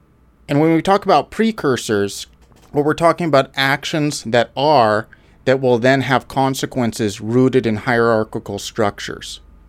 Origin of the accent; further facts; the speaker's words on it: Alberta, Canada; I'm a Canadian, Alberta. Born and raised.